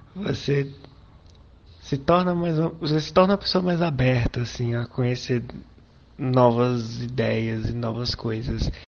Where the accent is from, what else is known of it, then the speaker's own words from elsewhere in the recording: Fortaleza, Ceará, Brazil; eu sou de Fortaleza